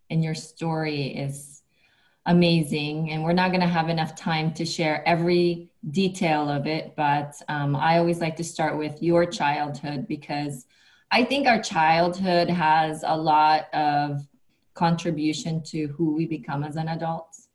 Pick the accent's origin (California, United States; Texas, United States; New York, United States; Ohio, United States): California, United States; Compton; Well, I am straight out of Compton.